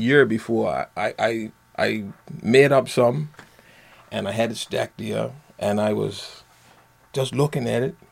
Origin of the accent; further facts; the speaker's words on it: Bermuda; I'm born and bred in Bermuda.